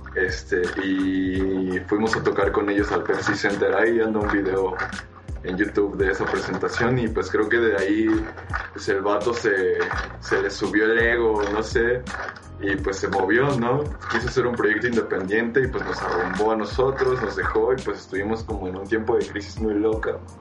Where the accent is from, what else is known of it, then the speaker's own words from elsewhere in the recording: Mexico City, Mexico; Nosotros somos de la Ciudad de México y también pues muy pegados colindando a Nesa